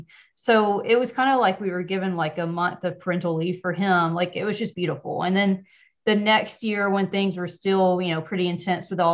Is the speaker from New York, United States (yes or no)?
no; Georgia, United States; accent: twang; moved away as an adult; now in Pennsylvania, United States; Originally, I'm from Georgia. So if you hear a little twang, that's where it comes from.